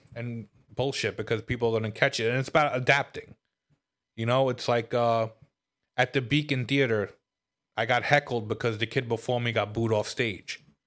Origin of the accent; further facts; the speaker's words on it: New York City, New York, United States; now in Upstate New York, United States; I grew up in Brooklyn and I moved upstate